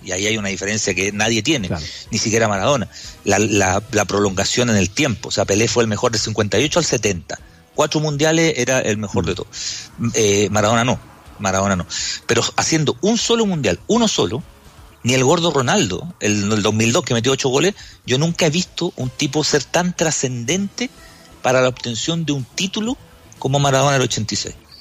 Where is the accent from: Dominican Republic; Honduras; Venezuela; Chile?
Chile